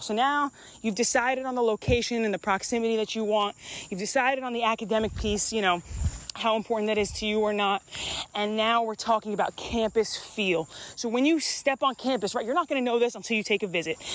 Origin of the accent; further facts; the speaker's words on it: New York, United States; moved away as an adult; I grew up in New York